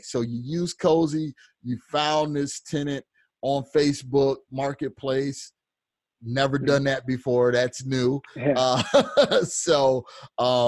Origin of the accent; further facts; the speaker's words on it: Illinois, United States; now in Phoenix, United States; I'm originally from Illinois